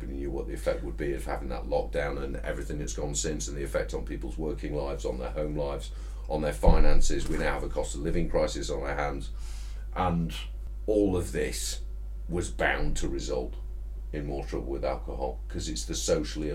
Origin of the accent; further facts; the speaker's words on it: Yorkshire and the Humber, United Kingdom; as a Yorkshireman